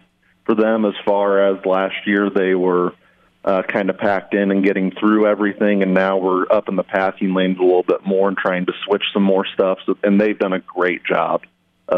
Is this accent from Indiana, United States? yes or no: yes; Jay County, Indiana, United States; I'm from Jay County